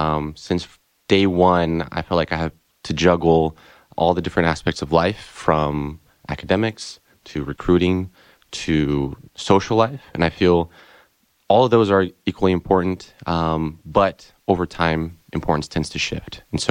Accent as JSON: {"language": "English", "region": "São Paulo", "country": "Brazil", "tie": "born or raised there", "moved": "as an adult", "lives_now": "Ann Arbor, United States", "said": "My hometown is São Paulo, Brazil. It's where I was born and raised."}